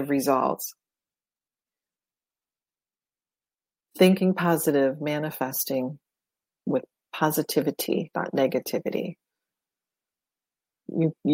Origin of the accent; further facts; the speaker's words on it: Detroit, Michigan, United States; Growing up in Detroit, I went to Canada a lot